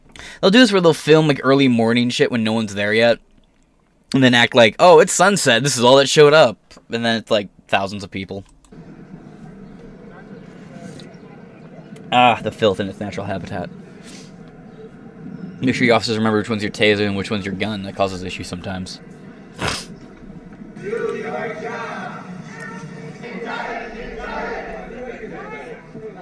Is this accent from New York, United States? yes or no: no; near Detroit, Michigan, United States; I'm not from Detroit, but I live close to Detroit